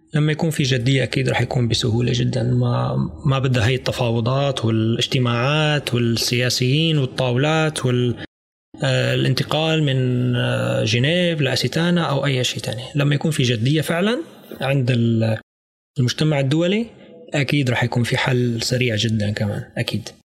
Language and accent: Arabic; Syria; نحن كسوريين او سوريات